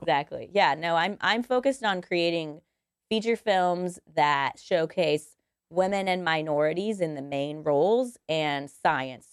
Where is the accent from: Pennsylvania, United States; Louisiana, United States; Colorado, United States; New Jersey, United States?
Colorado, United States; Denver; moved away; I'm from Denver, Colorado, so I would like to go back to Colorado